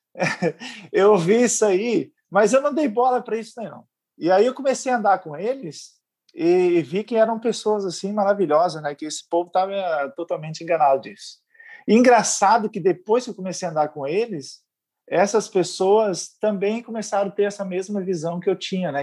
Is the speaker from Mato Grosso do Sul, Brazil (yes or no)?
yes; Campo Grande, Mato Grosso do Sul, Brazil; moved away as an adult; also born or lived in Paraná (IAP); now in Florianópolis, Brazil; eu sou natural de Campo Grande, Mato Grosso